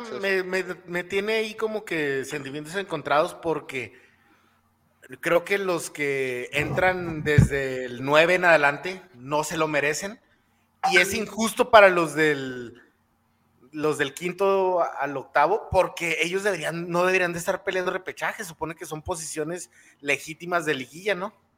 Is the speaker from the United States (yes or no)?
yes; El Paso, Texas, United States; yo crecí en el Lower Valley